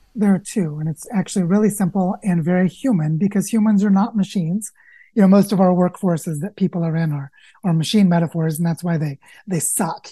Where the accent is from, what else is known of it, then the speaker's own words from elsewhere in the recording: the Ozarks, Southwest Missouri, United States; I grew up in Southwest Missouri in the Ozarks.